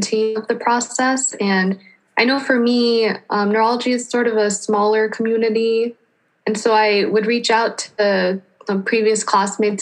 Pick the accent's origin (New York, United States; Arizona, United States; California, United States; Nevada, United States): Arizona, United States; moved away as an adult; also born or lived in Michigan; I'm actually from Arizona. I went to Arizona State for undergrad